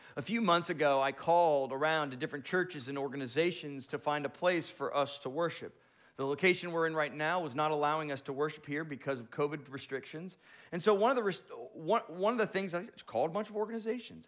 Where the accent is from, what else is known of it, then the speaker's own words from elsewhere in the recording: Boca Raton, Florida, United States; moved away; I'm from the Boca Raton area